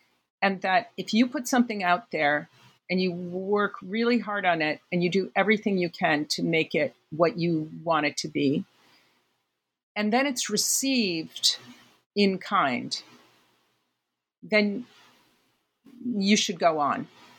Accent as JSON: {"language": "English", "town": "New York City", "region": "New York", "country": "United States", "said": "I think that most New Yorkers have kind of a series of conceits about New York, being a New Yorker and stuff. But I think one of mine is that we walk as a group really beautifully."}